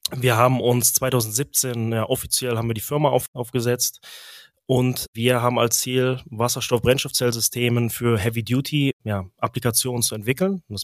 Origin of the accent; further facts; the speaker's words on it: Engelskirchen, North Rhine-Westphalia, Germany; born there; moved away as an adult; also born or lived in Delft, Netherlands; Ich bin gebürtig aus Engelskirchen, liegt ungefähr ja, 25 Minuten östlich von Köln. Nach meinem Zivi 2010 habe ich mich entschlossen, um in die Niederlande, Niederlande zu ziehen, nach Delft